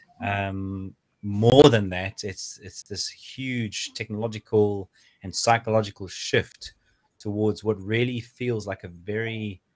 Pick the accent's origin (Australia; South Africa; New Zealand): South Africa; now in United Kingdom; I was born in South Africa.